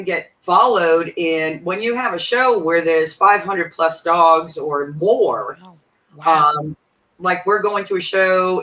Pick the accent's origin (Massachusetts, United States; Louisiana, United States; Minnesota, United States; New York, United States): Massachusetts, United States; I'm from Massachusetts